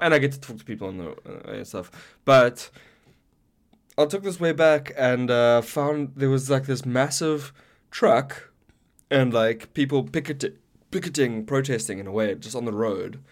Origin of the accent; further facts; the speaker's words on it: South Africa; now in Canada; as a South African